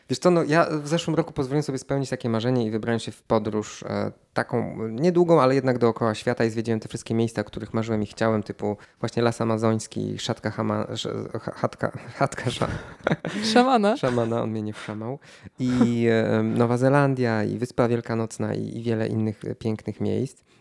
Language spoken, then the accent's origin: Polish; Szklarska Poręba, Lower Silesian Voivodeship, Poland; Więc to jest w Dolnośląskim, ponieważ ja jestem ze Szklarskiej Poręby i mamy do siebie, i do jednych i do drugich mam blisko, mogę dojść na stację kolejową i ruszyć.